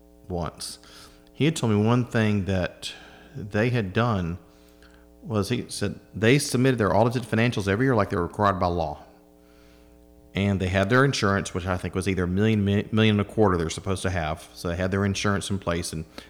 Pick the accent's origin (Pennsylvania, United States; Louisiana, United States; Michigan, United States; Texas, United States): Louisiana, United States; Baton Rouge; moved away; I grew up in Baton Rouge when the oil bust hit.